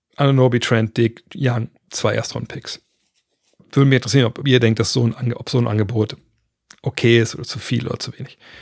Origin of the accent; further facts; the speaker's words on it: Germany; bei uns in Deutschland